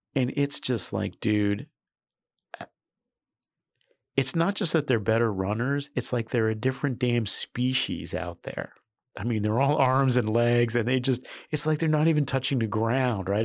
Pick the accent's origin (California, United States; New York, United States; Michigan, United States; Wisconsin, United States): New York, United States; I'm a New Yorker